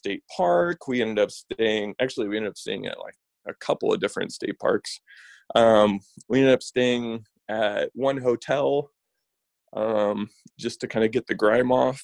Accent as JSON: {"language": "English", "region": "Kansas", "country": "United States", "tie": "born or raised there", "said": "I grew up in Kansas, I grew up maybe a little bit over an hour away from Emporia, Kansas."}